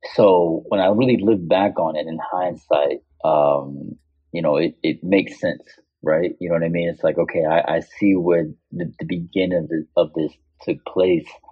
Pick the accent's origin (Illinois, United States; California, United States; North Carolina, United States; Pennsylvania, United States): Illinois, United States; Chicago; the American artist from Chicago